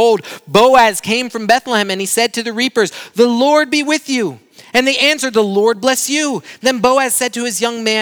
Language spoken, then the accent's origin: English; Brazil; now in United States; my hometown in Brazil